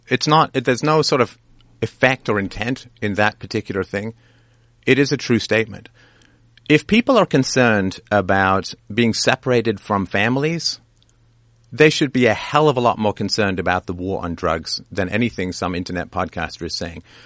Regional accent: Canada; I'm Canadian

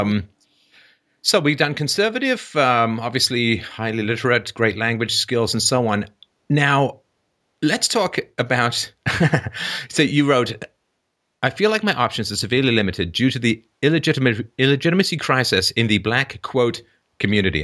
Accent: England, United Kingdom; now in Canada; growing up in England

